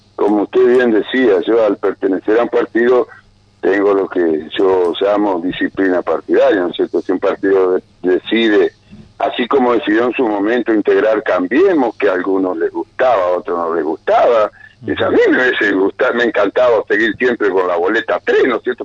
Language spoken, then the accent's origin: Spanish; Paraná, Entre Ríos, Argentina; moved away; yo soy nativo de Paraná, o sea, que tengo familiares